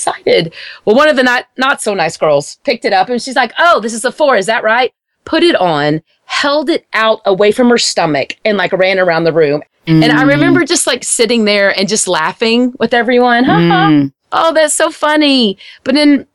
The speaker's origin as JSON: {"language": "English", "town": "Wichita Falls", "region": "Texas", "country": "United States", "tie": "born or raised there", "said": "where I grew up in Wichita Falls, it's a very small town."}